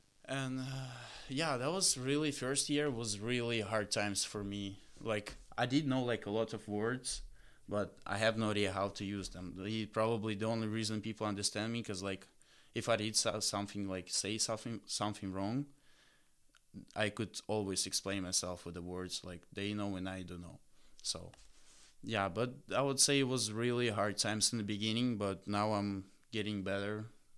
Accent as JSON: {"language": "English", "region": "Moscow", "country": "Russia", "first_language": "Russian", "second_language": "English", "moved": "yes", "said": "And so I'm from Moscow"}